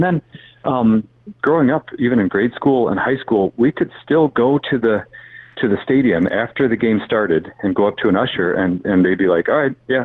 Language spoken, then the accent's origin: English; South Bend, Indiana, United States; moved away as an adult; now in Pensacola, United States; I grew up in South Bend